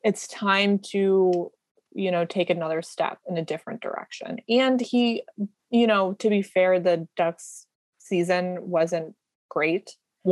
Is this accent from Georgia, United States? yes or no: no; California, United States; I'm from California